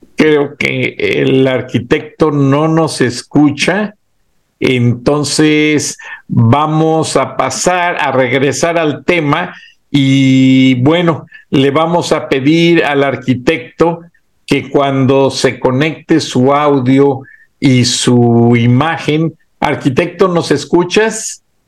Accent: Mexico; así somos los mexicanos

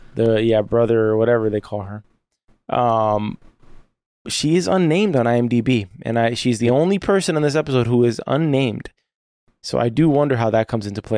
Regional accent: United States; as an American

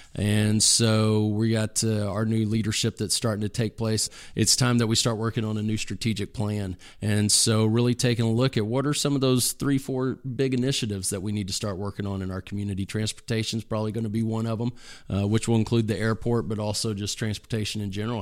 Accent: Dallas, Texas, United States; moved away; my hometown in the Dallas area

